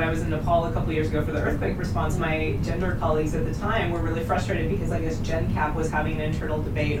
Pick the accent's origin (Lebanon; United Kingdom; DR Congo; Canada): Canada; being Canadian right now